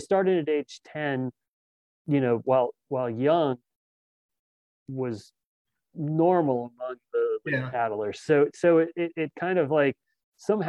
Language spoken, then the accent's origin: English; Fairfax, Virginia, United States; I grew up in Fairfax